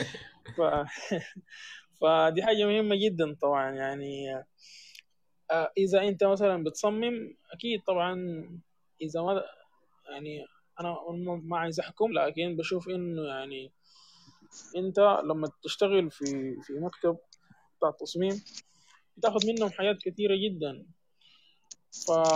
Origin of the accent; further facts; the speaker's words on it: Sudan; عندنا في السودان